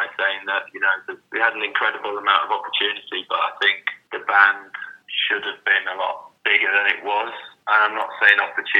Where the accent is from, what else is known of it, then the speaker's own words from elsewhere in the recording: Whitby, Yorkshire and the Humber, United Kingdom; now in London, United Kingdom; Because I came from Whitby to London. Whitby, incredibly undiverse, even now.